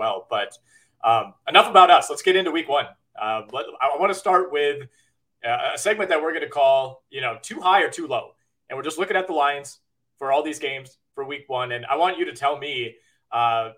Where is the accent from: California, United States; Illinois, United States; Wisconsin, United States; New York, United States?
Wisconsin, United States; Green Bay; now in Milwaukee, United States; I am from Green Bay